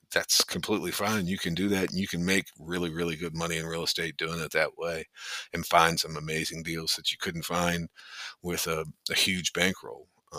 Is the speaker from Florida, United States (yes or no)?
no; Richmond, Virginia, United States; now in Morgantown, United States; I was originally from Richmond, Virginia